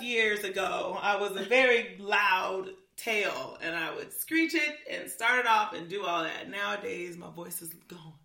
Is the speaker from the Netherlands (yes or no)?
no; California, United States; moved away; I'm from California